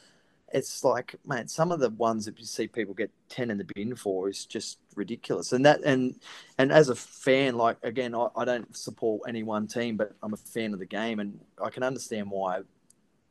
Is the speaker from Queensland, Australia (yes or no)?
yes; Gold Coast, Queensland, Australia; moved away as an adult; I got to move back to my hometown, and I'd built a house up here